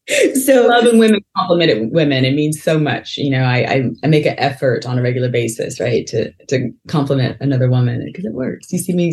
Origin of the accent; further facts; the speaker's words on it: Texas, United States; moved away as an adult; also born or lived in North Carolina; now in Atlanta, United States; I grew up in Texas.